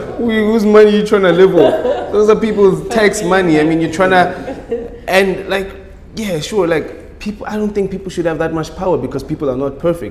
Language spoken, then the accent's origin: English; South Africa; as a South African